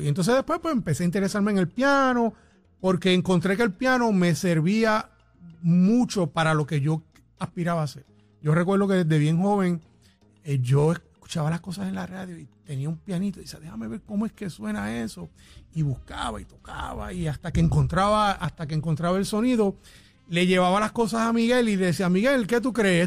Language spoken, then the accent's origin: Spanish; Arecibo, Puerto Rico; moved away as an adult; now in San Juan metropolitan area, Puerto Rico; nací en Arecibo, eh, me crié en Arecibo, pero obviamente cuando ya empecé en el Conservatorio de Música me mudé para la área metropolitana